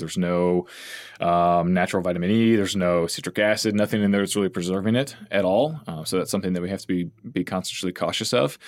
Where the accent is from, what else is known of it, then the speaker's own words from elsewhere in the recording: La Grange, Texas, United States; moved away as an adult; also born or lived in College Station, Texas / Austin, Texas / New York City; now in San Antonio, United States; I grew up originally in LaGrange, so it's a little small town, uh, or kind of in between here and Houston